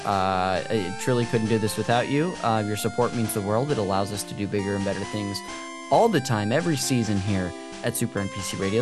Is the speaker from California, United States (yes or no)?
yes; Modesto, California, United States; this church we went to growing up in Modesto